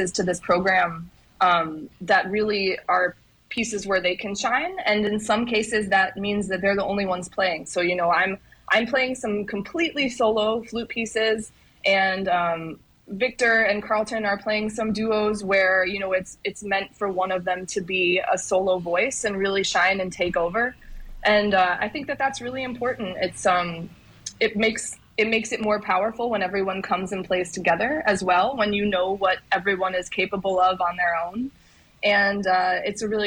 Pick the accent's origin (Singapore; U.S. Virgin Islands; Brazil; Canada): U.S. Virgin Islands; St. Croix; I grew up on St. Croix